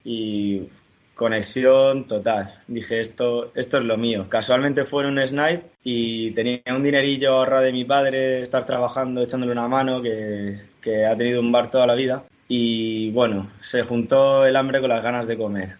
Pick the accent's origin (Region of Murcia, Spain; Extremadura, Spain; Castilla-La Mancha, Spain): Region of Murcia, Spain; Murcia; Yo soy de Murcia, pero desde bien pequeñito siempre he veraneado en el Mar Menor